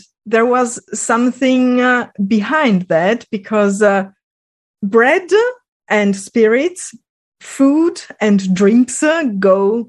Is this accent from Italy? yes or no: yes; Friuli-Venezia Giulia, Italy; English is a second language; moved away as an adult; also born or lived in Switzerland / Tokyo, Japan; now in Germany; I'm from Friuli, mm-hmm. which is an Italian region not very known by Italians as well.